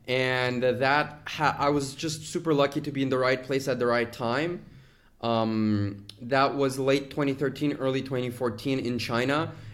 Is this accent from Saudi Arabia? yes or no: no; Azerbaijan; also born or lived in United States; Originally, I am from Azerbaijan, went to school in the United States, studied Chinese and finance.